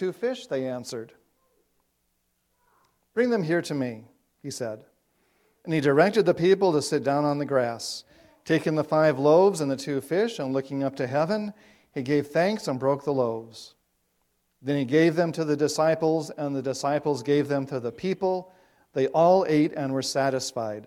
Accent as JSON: {"language": "English", "region": "South Dakota", "country": "United States", "tie": "born or raised there", "moved": "yes", "said": "growing up in South Dakota, you might think of that as a dry place, but we have lakes there too"}